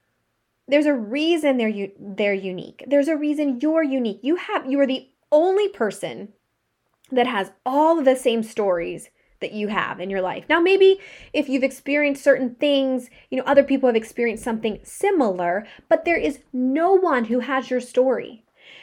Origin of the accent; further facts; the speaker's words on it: Pittsburgh, Pennsylvania, United States; also born or lived in Arizona; I grew up in Pittsburgh, Pennsylvania, but I also lived in Arizona where it's sunny and nice like 99% of the year